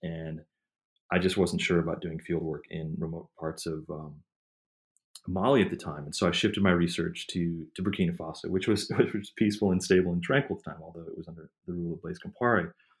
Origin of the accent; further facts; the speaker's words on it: Midwest, United States; growing up in the Midwest and suburban metropolitan areas